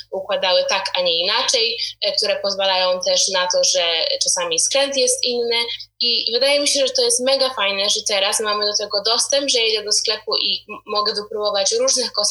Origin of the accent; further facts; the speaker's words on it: Poland; dorastając w Polsce ja w ogóle nie pamiętam, żeby moja mama używała jakichkolwiek produktów e, do czesania moich włosów.